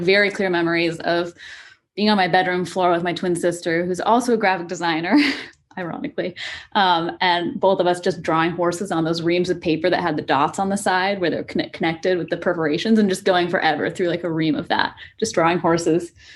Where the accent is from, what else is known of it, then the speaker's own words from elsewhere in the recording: coast of Washington, United States; moved away as an adult; also born or lived in New York; now in Seattle, United States; I kind of grew up, uh, all, all up and down the, the coast of Washington.